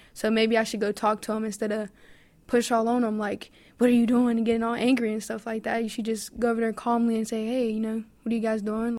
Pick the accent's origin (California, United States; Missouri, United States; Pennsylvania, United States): Pennsylvania, United States; Pittsburgh; also born or lived in Oakland, Pittsburgh; I am originally from the Hill District, but I live in Oakland